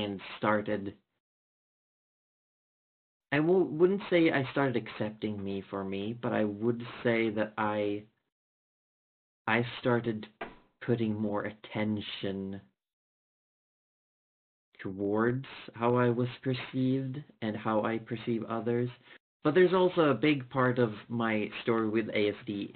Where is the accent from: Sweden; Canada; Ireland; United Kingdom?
Sweden; I'm from Sweden. I didn't fit in a regular Swedish high school